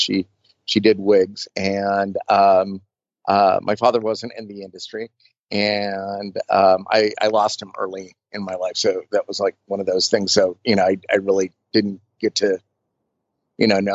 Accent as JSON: {"language": "English", "town": "Burbank", "region": "California", "country": "United States", "tie": "born or raised there", "said": "growing up in Burbank in like the late 60s and early 70s, everybody knew everybody"}